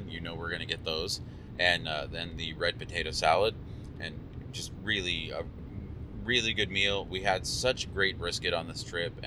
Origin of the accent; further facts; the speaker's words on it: Houston, Texas, United States; we're from Houston